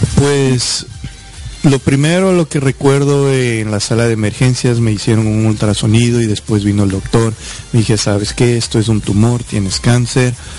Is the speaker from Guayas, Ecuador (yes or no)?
no; Quito, Pichincha, Ecuador; now in United States; yo nací en Quito, Ecuador